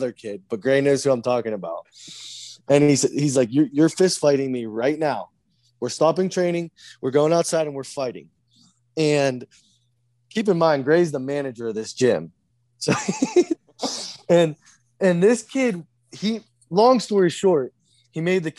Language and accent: English; United States; I'm American.